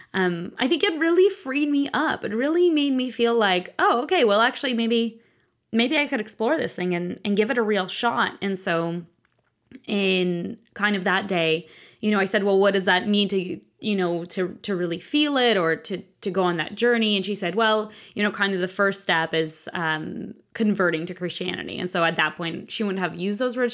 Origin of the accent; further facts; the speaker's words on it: Moscow, Russia; moved away; I grew up in Russia, in Moscow